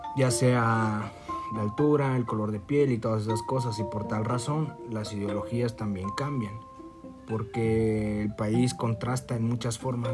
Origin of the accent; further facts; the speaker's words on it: Guerrero, Mexico; soy de Guerrero